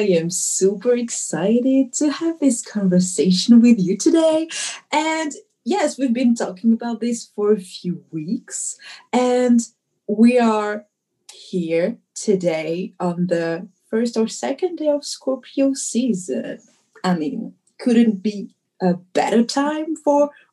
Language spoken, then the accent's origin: English; Dijon, Bourgogne-Franche-Comté, France; moved away as an adult; now in Bordeaux, France; I was born and raised in Dijon, the capital of Burgundy